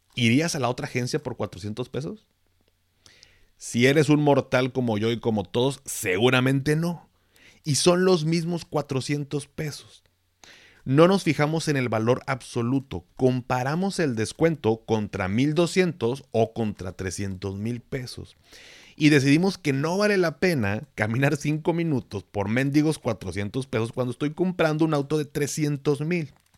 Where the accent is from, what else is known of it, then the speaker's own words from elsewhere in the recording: Mexico; términos que utilizo que es como muy mexicano, muy de acá